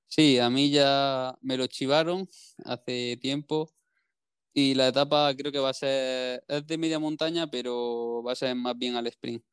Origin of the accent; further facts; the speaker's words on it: Granada, Andalusia, Spain; todo lo que sea zona de Granada, como es pues, mi tierra